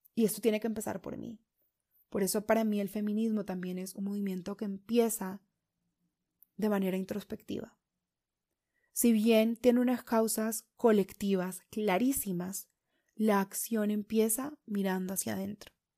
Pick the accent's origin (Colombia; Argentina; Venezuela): Colombia; Caribbean region of Colombia; los que crecimos en zonas del Caribe